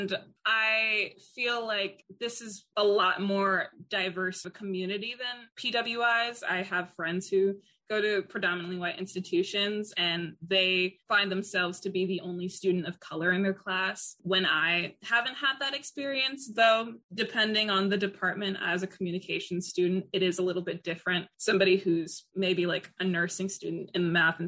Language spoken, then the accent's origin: English; New York City, New York, United States; moved away as an adult; I came from Queens, and I came from a predominantly Black neighborhood